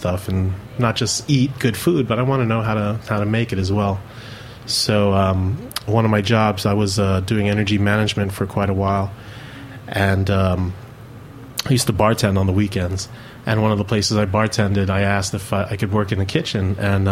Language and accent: English; New York City, New York, United States; growing up, I was born here in New York City, and my mom's from the Philippines